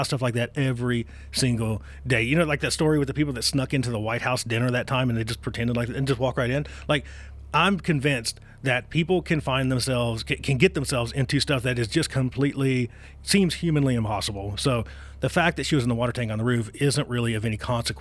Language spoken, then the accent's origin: English; Virginia, United States; moved away; my home state, Haunted Virginia